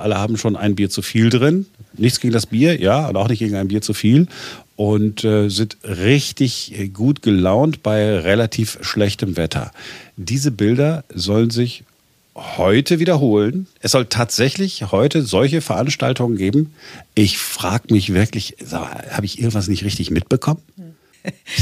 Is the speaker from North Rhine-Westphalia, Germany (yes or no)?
yes; Duisburg, North Rhine-Westphalia, Germany; now in Berlin, Germany; ich komme aus Duisburg, das ist, da ist auch, ist auch eine Karnevalshochburg